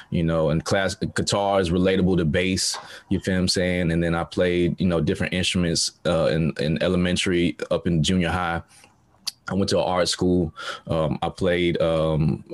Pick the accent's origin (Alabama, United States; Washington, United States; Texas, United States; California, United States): Alabama, United States; Montgomery; moved away as an adult; now in Shanghai, China; I was born and raised in Montgomery, Alabama